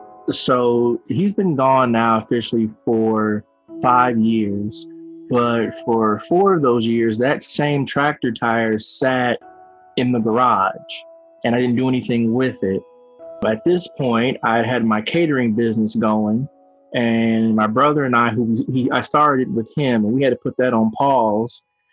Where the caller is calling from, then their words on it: Evansville, Indiana, United States; I'm calling from Evansville, Indiana.